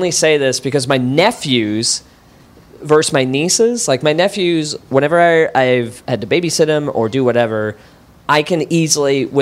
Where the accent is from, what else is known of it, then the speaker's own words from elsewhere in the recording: Wichita, Kansas, United States; I'm from Wichita